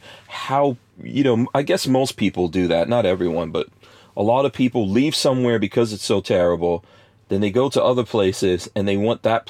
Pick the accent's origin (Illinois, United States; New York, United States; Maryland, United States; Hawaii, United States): New York, United States; New York City; moved away as an adult; also born or lived in Caribbean / New Jersey; I grew up in New York